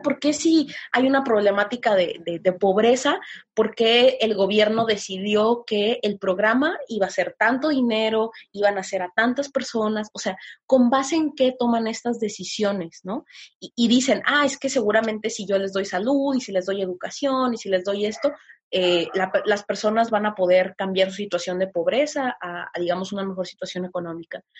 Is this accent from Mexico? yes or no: yes; Tepic, Nayarit, Mexico